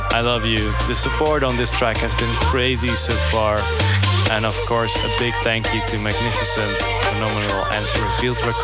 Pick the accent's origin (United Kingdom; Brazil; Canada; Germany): Germany; Borkum, Lower Saxony; English is a second language; now in Enschede, Netherlands; I'm 22 years old. I'm originally from Borkum, but right now I live in Enschede for my study at the conservatory.